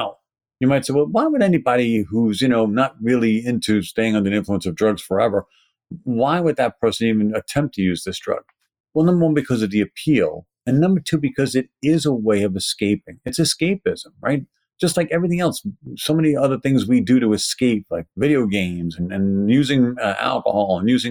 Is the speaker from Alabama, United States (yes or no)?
no; New York City, New York, United States; accent: Brooklyn; my Brooklyn accent